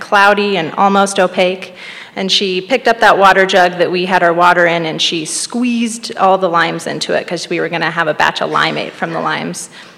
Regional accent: Arlee, Montana, United States; I was born and raised in Arlee, along the Jocko River, where we had our family honey business. We lived really simply. We grew most of our own food, and we ate wild game, and we lived in a log cabin.

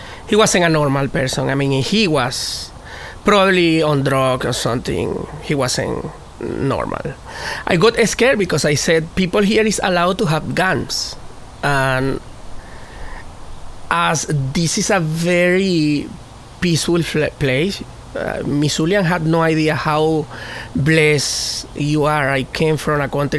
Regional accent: United States; born there; I am African American because I was born in America, and I am a person of color, but I also am Latin.

